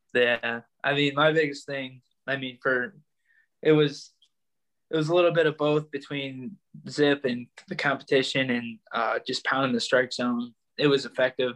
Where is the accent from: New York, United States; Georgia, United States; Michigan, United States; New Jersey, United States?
Michigan, United States; Northville; I grew up in Northville, Michigan. I mean, I'm still here